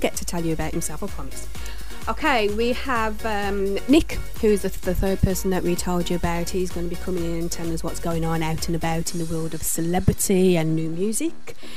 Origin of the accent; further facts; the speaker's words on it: England, United Kingdom; accent: English; now in New York, United States; I am from uh, the UK, from England. I now live in New York, uh, although I still retain my English roots, obviously, because of my accent